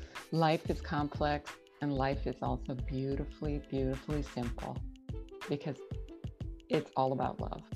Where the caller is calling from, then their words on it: Madison, Wisconsin, United States; So I'm calling from Madison, Wisconsin. It's about 2 hours north of Chicago, and it's a beautiful wooded area. And I really love being here.